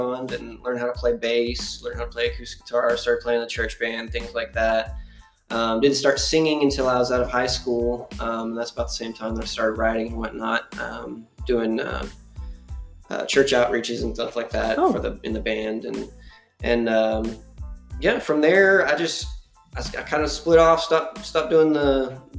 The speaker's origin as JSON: {"language": "English", "town": "Sherman", "region": "Texas", "country": "United States", "said": "I'm an American folk singer from Sherman, Texas"}